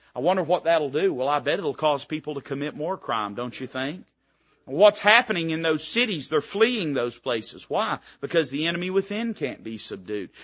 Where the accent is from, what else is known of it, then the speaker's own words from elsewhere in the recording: Tennessee, United States; I was raised in Tennessee.